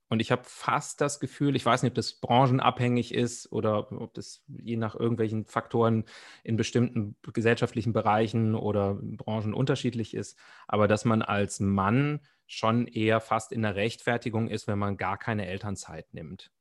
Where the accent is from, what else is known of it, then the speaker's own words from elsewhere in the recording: Germany; bei uns in Deutschland